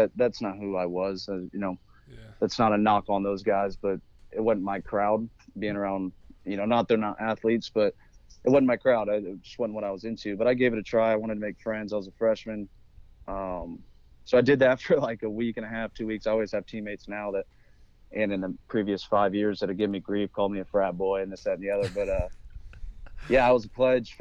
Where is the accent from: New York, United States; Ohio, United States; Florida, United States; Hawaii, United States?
Florida, United States; Destin; Born and raised in Destin, Florida